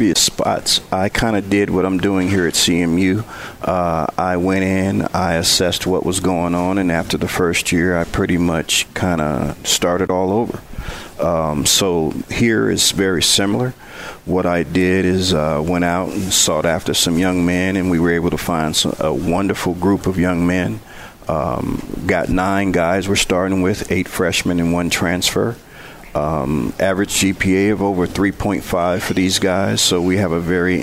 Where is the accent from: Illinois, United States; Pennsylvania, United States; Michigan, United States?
Michigan, United States; Benton Harbor; moved away as an adult; also born or lived in Prairie View, Texas; now in Mount Pleasant, United States; when I was growing up in Benton Harbor playing golf for Benton Harbor High School